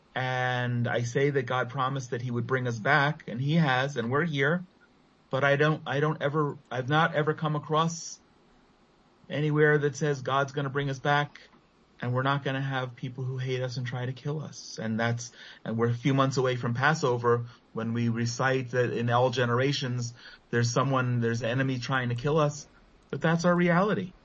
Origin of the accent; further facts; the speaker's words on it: Israel; also born or lived in Efrat; as Israelis